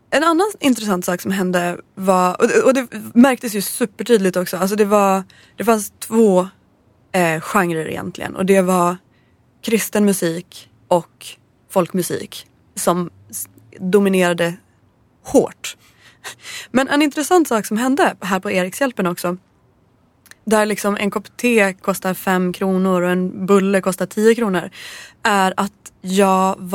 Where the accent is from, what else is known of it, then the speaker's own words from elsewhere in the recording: Gävleborg County, Sweden; Jag är från Hälsingland. Och jag var i Hälsingland när jag köpte den här skivan.